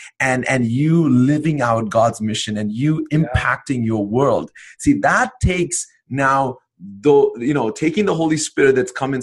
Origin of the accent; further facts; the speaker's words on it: India; moved away as an adult; now in Canada; I went from being an Indian citizen, although I lived in Canada now for about 15 years almost now, I went from being an Indian citizen to a Canadian citizen